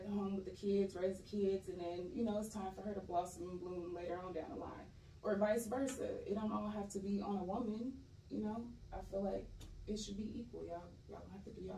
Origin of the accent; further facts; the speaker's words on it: San Bernardino, California, United States; moved away as an adult; I am originally from San Bernardino, California. I moved out here like 7, almost 8 years ago.